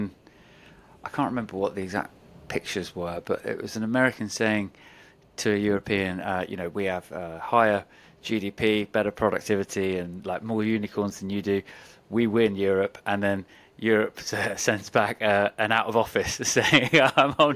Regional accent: London, United Kingdom; I'm a Brit.

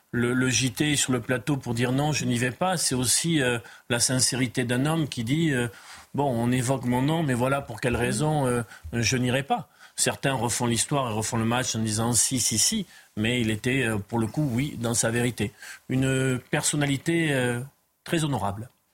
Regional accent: Pyrénées-Atlantiques, Nouvelle-Aquitaine, France; Moi, je viens des Pyrénées-Atlantiques

